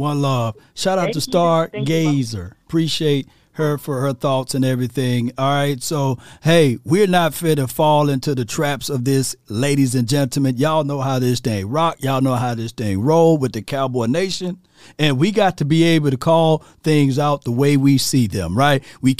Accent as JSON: {"language": "English", "region": "Mississippi", "country": "United States", "said": "I'm from Mississippi"}